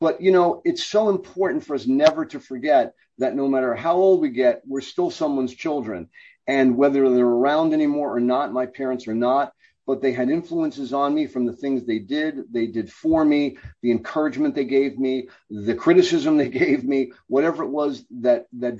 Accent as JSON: {"language": "English", "town": "New York City", "region": "New York", "country": "United States", "tie": "born or raised there", "said": "I grew up in the Bronx."}